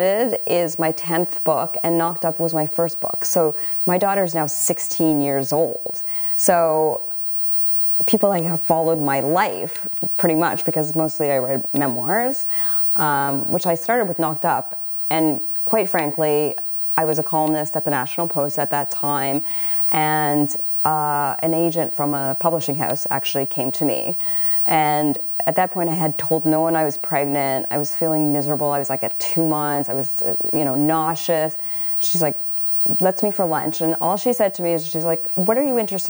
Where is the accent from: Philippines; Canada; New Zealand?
Canada; I'm a Canadian writer